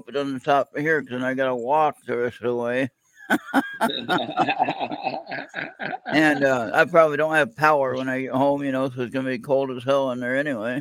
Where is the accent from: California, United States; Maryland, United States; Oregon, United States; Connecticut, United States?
California, United States; Born and raised in California.